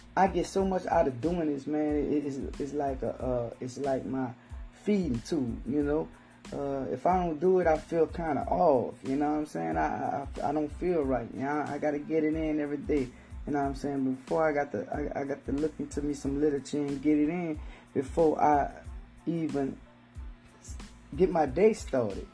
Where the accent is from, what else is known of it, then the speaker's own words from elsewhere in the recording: New Orleans, Louisiana, United States; accent: Southern slang; I'm from New Orleans, so, you know, Hurricane Katrina, uh, I've been through several hurricanes.